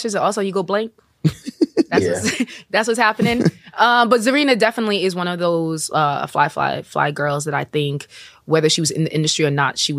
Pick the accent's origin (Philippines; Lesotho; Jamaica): Jamaica; I'm Jamaican. So I used to watch the dancehall videos as a kid with the family, like at the dance, you know.